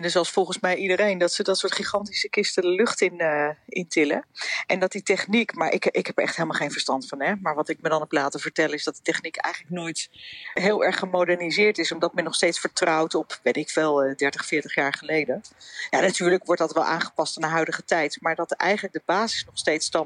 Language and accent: Dutch; Haarlem, North Holland, Netherlands; Ik ben opgegroeid in Haarlem.